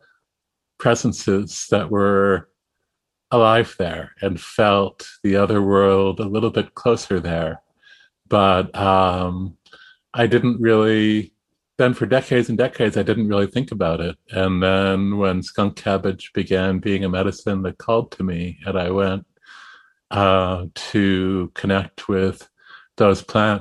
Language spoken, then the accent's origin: English; Massachusetts, United States; I grew up in Massachusetts at the edge of the suburbs